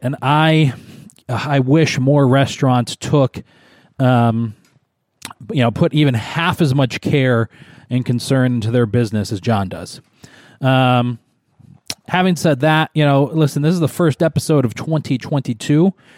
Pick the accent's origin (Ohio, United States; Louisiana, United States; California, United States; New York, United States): New York, United States; Syracuse; my hometown.